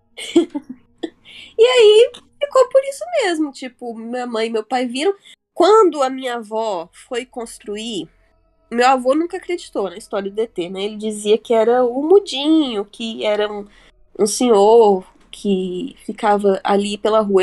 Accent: Varginha, Minas Gerais, Brazil; moved away as an adult; eu e o Felipe somos de Varginha

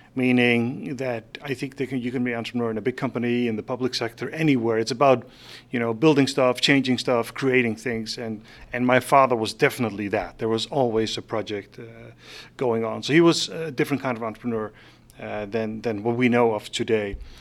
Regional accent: Faroe Islands; moved away as an adult; also born or lived in Denmark; now in San Francisco, United States; I was born in the Faroe Islands in, uh, nineteen seventy-two, and I moved out of there in nineteen ninety-four. So I did live my first twenty-two years in the Faroe Islands

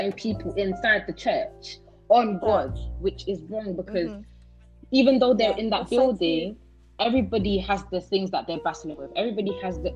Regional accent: United Kingdom; also born or lived in Netherlands; I was born in Holland, but I've spent, 11 years in this country. So I would say I'm 100% British. I went to school. I went to primary, secondary here.

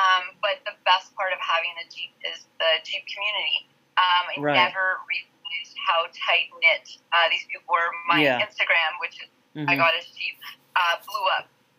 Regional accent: Ontario, Canada; I'm from Ontario, Canada.

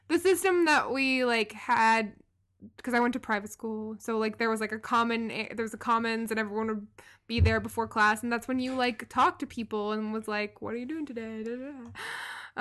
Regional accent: Louisville, Kentucky, United States; moved away as an adult; also born or lived in Baltimore; I grew up in, in the biggest city in my state

